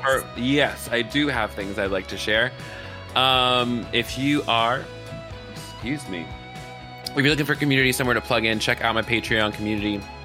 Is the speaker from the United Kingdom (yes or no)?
no; the South, United States; I'm from the South